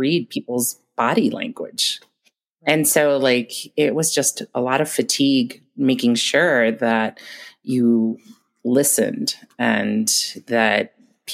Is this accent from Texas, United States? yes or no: no; New York City, New York, United States; also born or lived in Long Island, New York; now in Mammoth Lakes, United States; I was born in New York, started off in the Bronx.